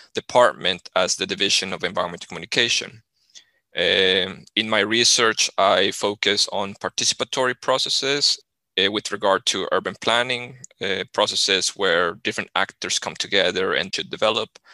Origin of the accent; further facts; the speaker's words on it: Colombia; moved away as an adult; now in Sweden; I, I come from Colombia